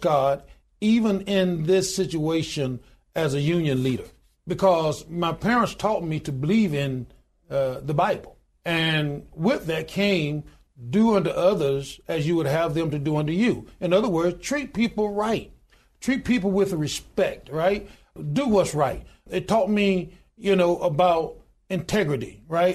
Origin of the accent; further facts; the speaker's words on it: Goodwater, Alabama, United States; I was born in a little small town in Goodwater, Alabama, population twelve hundred and ninety-two today